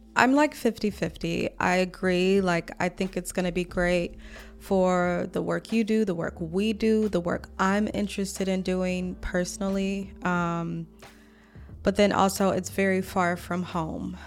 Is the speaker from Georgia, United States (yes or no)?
no; Mississippi, United States; also born or lived in Atlanta; now in Washington, DC, United States; I'm from Mississippi